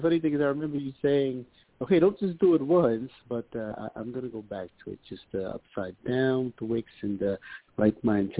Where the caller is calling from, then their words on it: New York, United States; calling from New York.